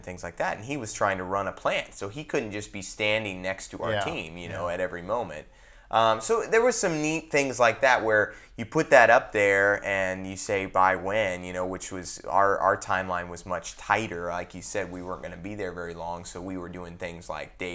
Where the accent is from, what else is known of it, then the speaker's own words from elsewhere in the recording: United States; I'm American